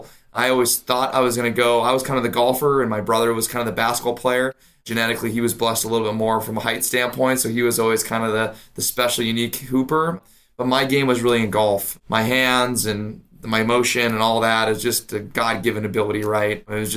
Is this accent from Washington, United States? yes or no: yes; Spokane, Washington, United States; I was born and raised in Spokane, Washington.